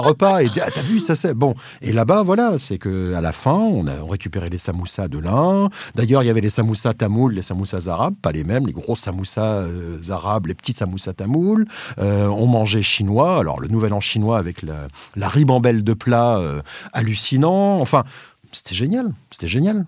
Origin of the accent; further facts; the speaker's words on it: Réunion; also born or lived in Madagascar; now in France; je suis né français à Madagascar, euh, je suis, j'ai grandi à la Réunion